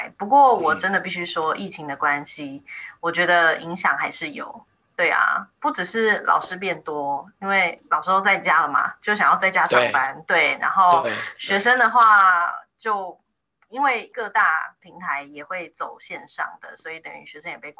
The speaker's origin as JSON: {"language": "Chinese", "region": "Taipei", "country": "Taiwan", "also_born_or_lived": "Taichung", "moved": "as an adult", "said": "我是台北人，所以我在台北教过一阵子。那后来全家搬到台中，又在台中教了一阵子。"}